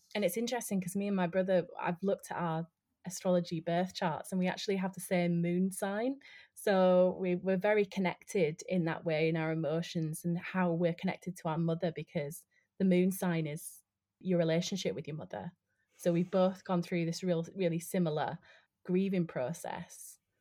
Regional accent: Yorkshire and the Humber, United Kingdom; moved away as an adult; also born or lived in London; I'm originally from West Yorkshire, um, like the north of England, um, and I moved to London to study acting

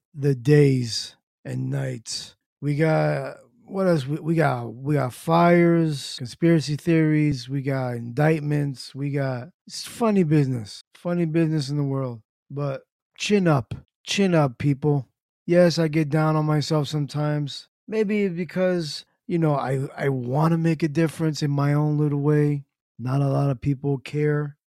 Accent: New Jersey, United States; Born and raised in Jersey.

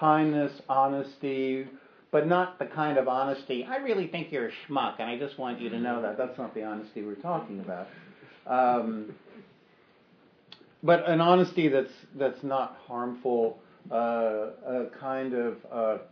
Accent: New York, United States; as a New Yorker, you'd think I would learn this. I've been here all my life, and you know, or for much of my life

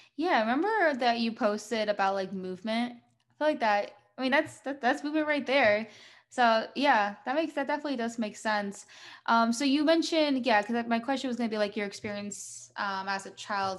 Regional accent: New Jersey, United States; I'm from the US

